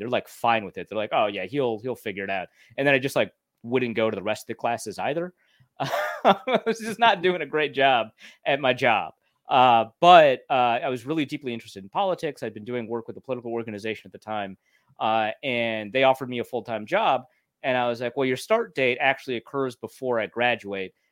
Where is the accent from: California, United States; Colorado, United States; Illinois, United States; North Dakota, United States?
North Dakota, United States; Grand Forks; moved away; also born or lived in Minnesota; I grew up in Grand Forks, North Dakota before I moved to Minnesota